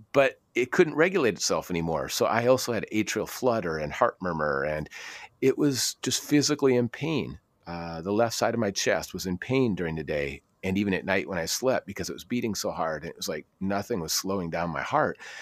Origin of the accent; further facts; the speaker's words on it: Minnesota, United States; also born or lived in Aberdeen, Scotland; I grew up in Minnesota